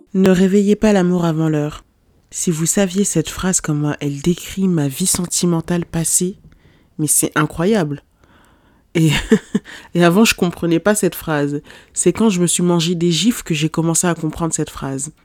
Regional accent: Lyon, Auvergne-Rhône-Alpes, France; moved away as an adult; ma ville euh, d'origine, mais euh, enfin ma, ville où j'ai vécu toute, pratiquement toute ma vie, mais c'était pas à cause de lui que j'ai quitté Lyon

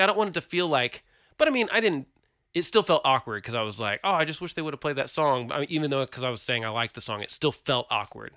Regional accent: Oklahoma, United States; We're from Oklahoma

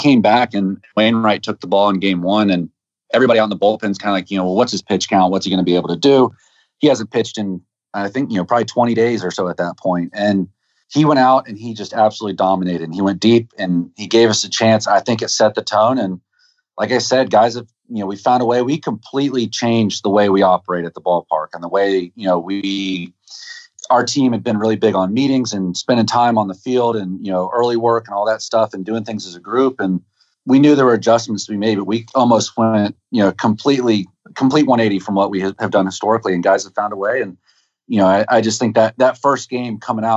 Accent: Florida, United States; moved away; I'm from Florida

